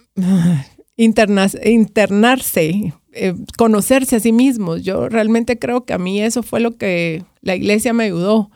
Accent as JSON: {"language": "Spanish", "country": "Guatemala", "said": "como guatemaltecos"}